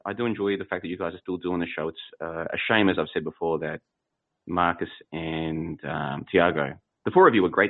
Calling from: Plovdiv, Plovdiv Province, Bulgaria; Well, I'm calling from Plovdiv, Bulgaria

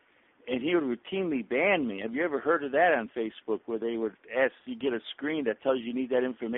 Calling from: Florida, United States; calling from Florida.

